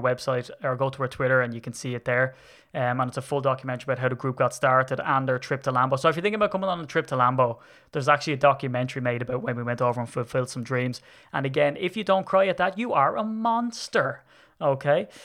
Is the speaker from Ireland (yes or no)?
yes; Ireland; I'm Irish.